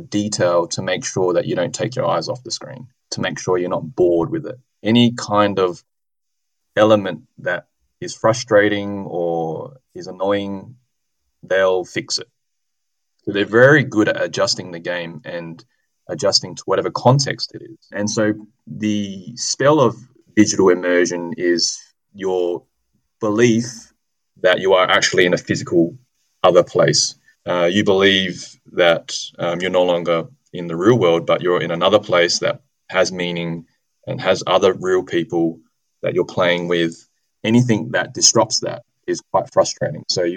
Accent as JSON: {"language": "English", "town": "Adelaide", "region": "South Australia", "country": "Australia", "tie": "born or raised there", "said": "my hometown, so University of Adelaide and Flinders"}